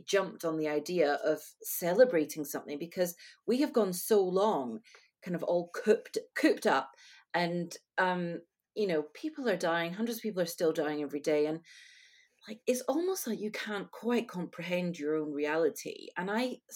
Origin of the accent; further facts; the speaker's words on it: United Kingdom; I am British.